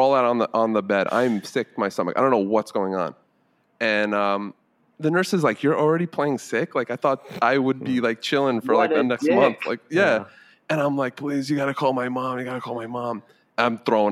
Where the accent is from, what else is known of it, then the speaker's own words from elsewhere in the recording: Mahopac, New York, United States; I grew up in New York. When I was in high school, it was Putnam County